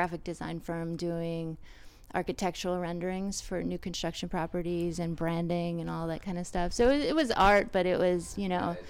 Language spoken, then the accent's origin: English; Huntington, New York, United States; Huntington, Long Island.